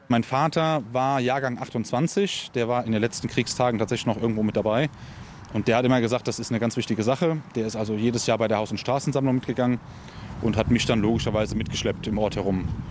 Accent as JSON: {"language": "German", "country": "Germany"}